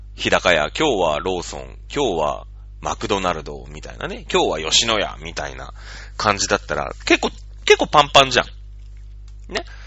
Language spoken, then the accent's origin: Japanese; Matsudo, Chiba, Japan; 僕は千葉県の人間だから、千葉県北西部かな？うん、の人間なんだけれども、松戸市だから。